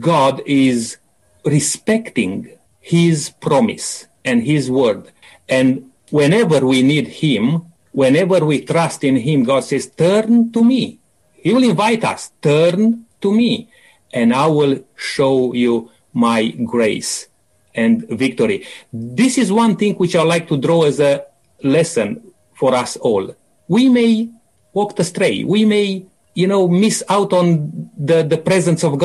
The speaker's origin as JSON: {"language": "English", "country": "Romania", "said": "I come from Romania"}